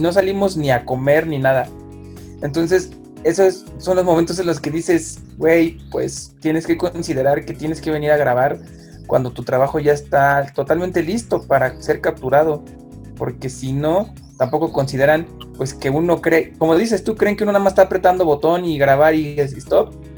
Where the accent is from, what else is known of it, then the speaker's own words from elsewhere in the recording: Mexico City, Mexico; yo como soy de originario del DF